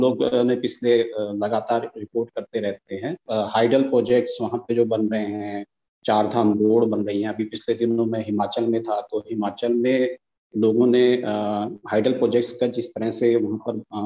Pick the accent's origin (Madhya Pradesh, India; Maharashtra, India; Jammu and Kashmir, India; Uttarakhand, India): Uttarakhand, India; मैं उत्तराखंड का रहने वाला